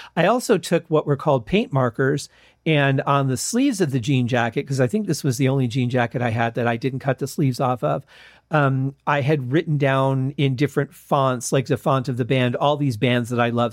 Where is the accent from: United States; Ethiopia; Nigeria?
United States; Michigan; growing up in Michigan